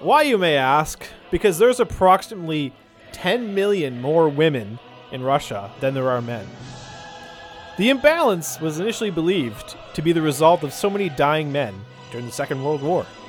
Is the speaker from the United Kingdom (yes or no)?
no; Irishtown, New Brunswick, Canada; growing up in Irish town